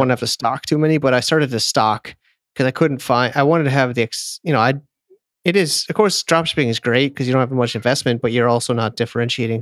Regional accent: Connecticut, United States; moved away as an adult; also born or lived in San Diego, California; my hometown is Connecticut

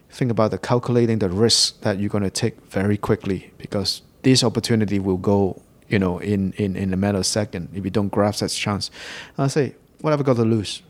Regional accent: England, United Kingdom; moved away as an adult; now in Hong Kong; I grew up in Hong Kong. And, um, I left Hong Kong for England when I was very young. I did all my schooling over in, uh, in the U K

